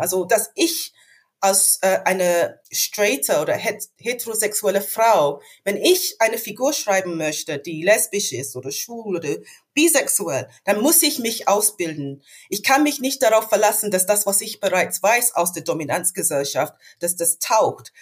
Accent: London, United Kingdom; German is a second language; moved away as an adult; also born or lived in Hannover; now in Germany; Ich bin in London geboren und aufgewachsen

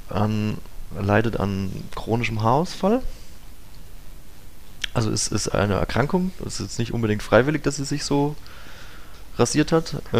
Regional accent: Bavaria, Germany; Meine Heimat ist nördlich von Würzburg, ähm, im nördlichen Unterfranken, im, im, in der Vorrhön sozusagen.

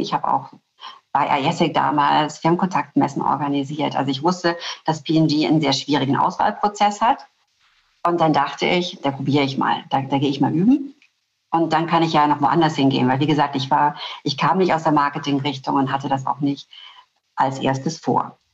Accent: Black Forest, Baden-Württemberg, Germany; Ich komme aus dem Schwarzwald. Ich komme aus der ähm, schwäbisch-alemannischen Fastnachtsgegend.

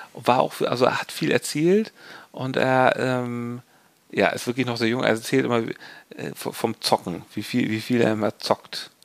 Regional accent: Hamburg, Germany; als Hamburger

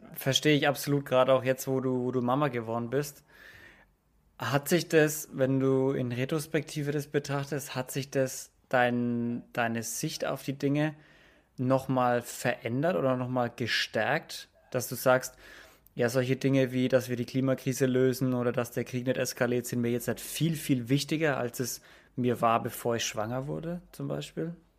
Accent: Franconia, Bavaria, Germany; ich komme jetzt aus Franken

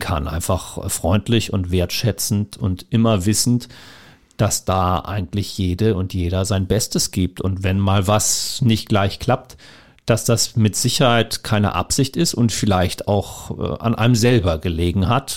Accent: Hamburg, Germany; born or raised there; moved away as an adult; also born or lived in Kiel / Upper Franconia; now in Cottbus, Germany

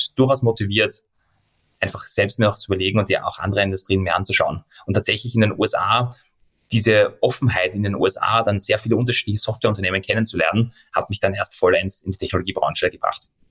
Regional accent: Austria; Also ich sehe mich in erster Linie auch als Europa, erst dann in zweiter Linie als Österreicher

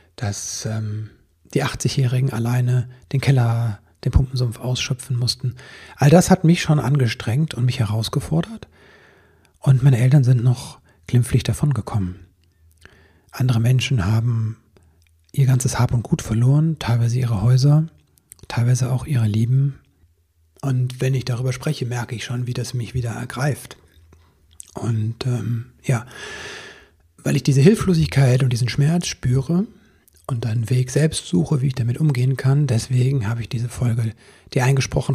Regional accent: Stolberg, North Rhine-Westphalia, Germany; Stolberg, eine der Städte, die betroffen sind, ist meine Heimatstadt. Ich habe da einen Großteil meiner Kindheit und Jugend verbracht

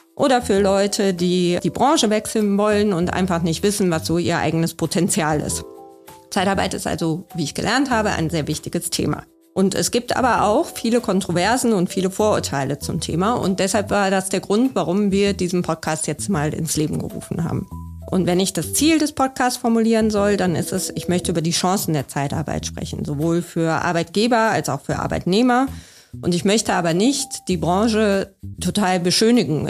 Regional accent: Düsseldorf, North Rhine-Westphalia, Germany; Ich komme aus Düsseldorf.

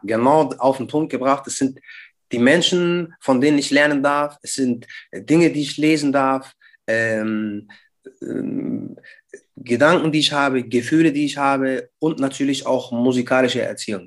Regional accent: Schweinfurt, Bavaria, Germany; wir sind keine Bayern, Bruder, wir sind Franken

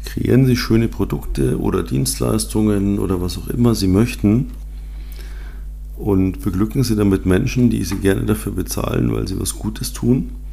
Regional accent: Munich, Bavaria, Germany; Ich bin ja in München aufgewachsen

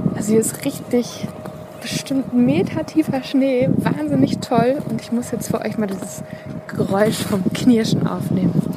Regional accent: East Westphalia-Lippe, North Rhine-Westphalia, Germany; Also ich komme ja aus Ostwestfalen-Lippe.

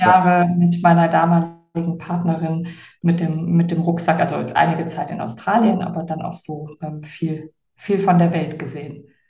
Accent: near Heinsberg, westernmost point of Germany, North Rhine-Westphalia, Germany; moved away as an adult; also born or lived in Cologne; now in Palma de Mallorca, Spain; Ich bin äh, aufgewachsen am westlichsten Punkt Deutschlands bei der holländischen Grenze in einem sehr kleinen Dorf ähm, also bei Heinsberg.

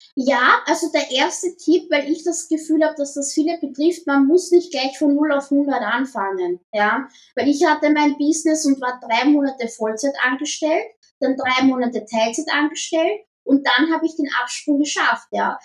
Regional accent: Vienna, Austria; Ah, ich bin am Randbezirk in Wien aufgewachsen

